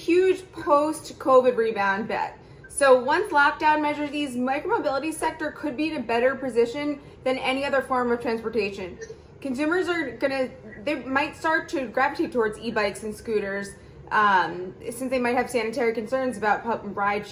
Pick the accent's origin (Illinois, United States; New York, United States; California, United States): New York, United States; New York City; I'm also a New Yorker